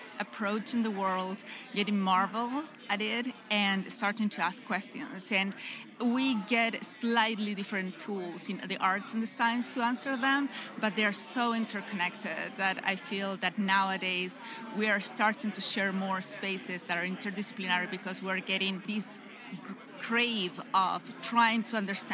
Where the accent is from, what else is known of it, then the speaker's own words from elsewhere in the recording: Chile; moved away as an adult; also born or lived in United States; I'm from Chile.